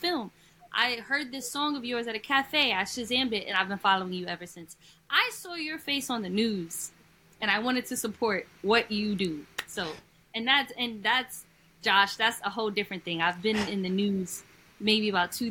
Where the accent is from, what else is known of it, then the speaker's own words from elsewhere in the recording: New York, United States; I'm from New York